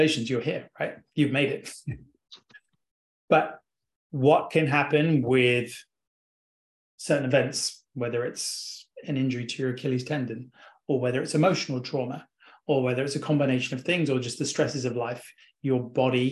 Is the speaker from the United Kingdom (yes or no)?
yes; England, United Kingdom; accent: English